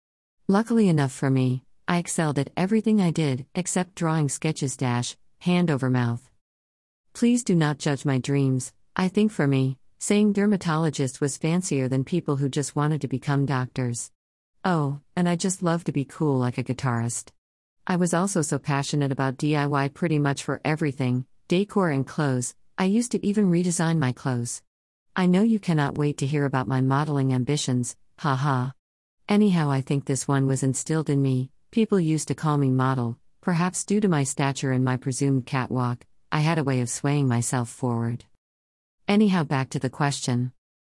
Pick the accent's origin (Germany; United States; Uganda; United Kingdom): Uganda; Kampala, Central Region; I was born and raised in Kampala for the most part, but I moved to different places over the years, mainly for study and work.